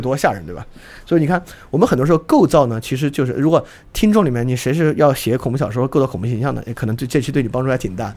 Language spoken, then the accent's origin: Chinese; Sichuan, China; 我老家四川的嘛